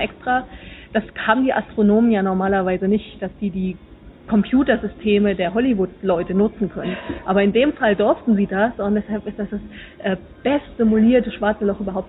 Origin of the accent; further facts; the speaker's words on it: Suhl, Thuringia, Germany; now in Netherlands; eigentlich bin ich ja im Moment gerade in Holland, aber ich komme natürlich aus der Gegend von Suhl